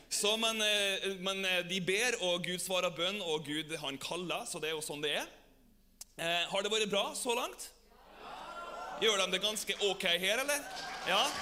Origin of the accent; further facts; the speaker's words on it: Averøya, Møre og Romsdal, Norway; now in Germany; Jeg kommer jo fra Averøya